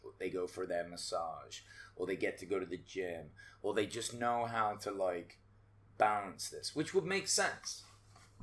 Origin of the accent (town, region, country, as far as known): England, United Kingdom; moved away